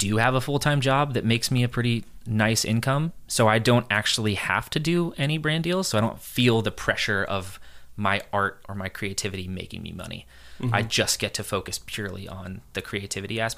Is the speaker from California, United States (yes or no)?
yes; San Diego, California, United States; also born or lived in San Francisco; I grew up in California my whole life.